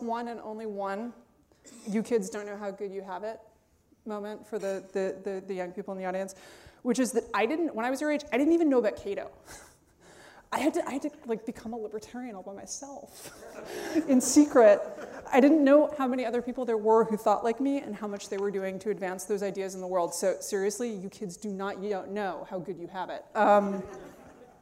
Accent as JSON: {"language": "English", "town": "New York City", "region": "New York", "country": "United States", "tie": "born or raised there", "said": "I grew up on the Upper West Side of Manhattan"}